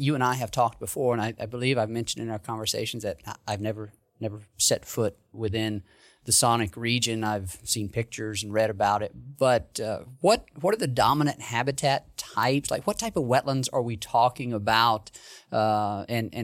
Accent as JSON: {"language": "English", "region": "the South", "country": "United States", "tie": "born or raised there", "said": "I grew up in the South"}